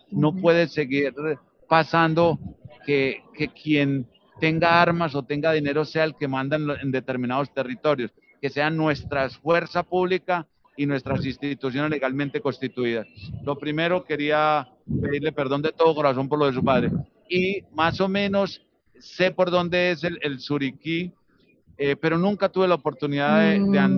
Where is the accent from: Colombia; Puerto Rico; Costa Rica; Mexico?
Colombia; Amalfi, Antioquia; moved away; Yo también soy desplazado de mi pueblo Amalfi, que mi padre también nos trajo en una familia muy numerosa y la guerrilla comenzó a llegar y él dijo, nos tenemos que ir